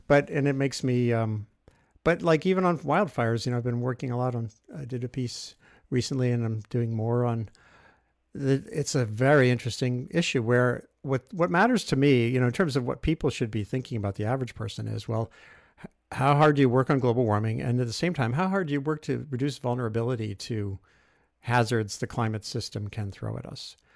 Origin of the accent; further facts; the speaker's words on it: Rhode Island, United States; I grew up in Rhode Island